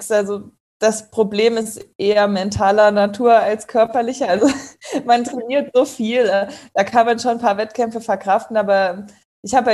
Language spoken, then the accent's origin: German; Kassel, Hesse, Germany; now in Karlsruhe, Germany; ich bin 27 Jahre alt, ich komme aus Kassel, wohne mittlerweile in Karlsruhe